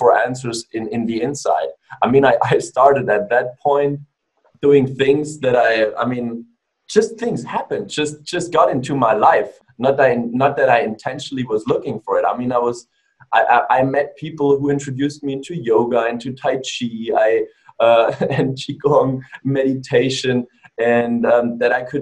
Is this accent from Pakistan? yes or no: no; Germany; moved away as an adult; also born or lived in Australia; now in United States; I was born and raised in Germany